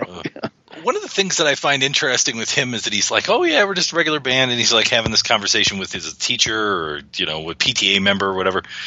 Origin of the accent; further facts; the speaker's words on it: Detroit, Michigan, United States; if you grow up in Detroit and you watch Channel Nine if you watch the CBC